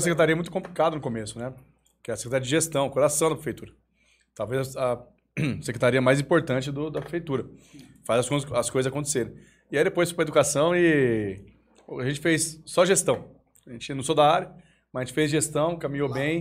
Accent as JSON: {"language": "Portuguese", "town": "Vargem Grande Paulista", "region": "São Paulo", "country": "Brazil", "tie": "born or raised there", "also_born_or_lived": "Osasco", "said": "Eu nasci em Osasco, né? Eu fui pra, com 4 anos de idade para Vargem Grande. É, cresci lá"}